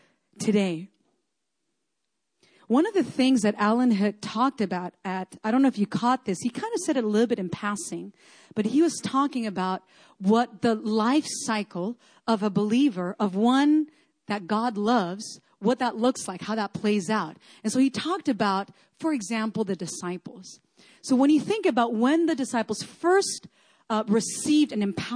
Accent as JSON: {"language": "English", "country": "Chile", "tie": "born or raised there", "moved": "yes", "said": "I grew up in Chile in South America. We have earthquakes there all the time"}